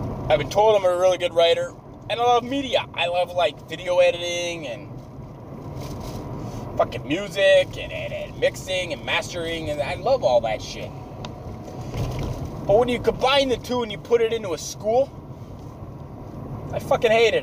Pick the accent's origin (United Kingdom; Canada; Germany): Canada; I'm a Canadian high school student